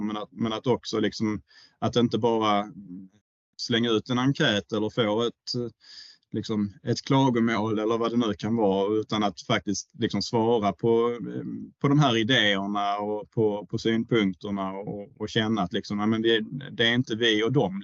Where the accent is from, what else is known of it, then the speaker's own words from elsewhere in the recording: Höllviken, Skåne, Sweden; also born or lived in Florida; jag är uppväxt i Höllviken